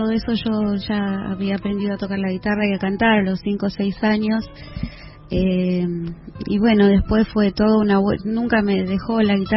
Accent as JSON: {"language": "Spanish", "town": "Valentín Alsina", "region": "Buenos Aires Province", "country": "Argentina", "said": "soy del barrio de Perico Pérez"}